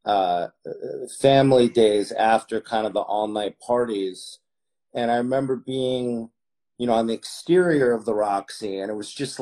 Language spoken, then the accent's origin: English; New York City, New York, United States; also born or lived in Miami Beach, Florida; I was born in Miami Beach. I think my mother wanted to birth me in some warmer weather, having been born in February. Very soon thereafter, ended up in New York City